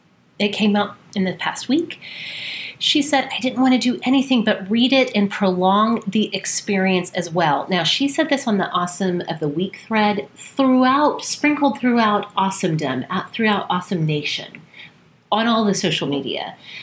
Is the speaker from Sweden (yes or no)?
no; Wales, United Kingdom; I'm Welsh and I can't even say this.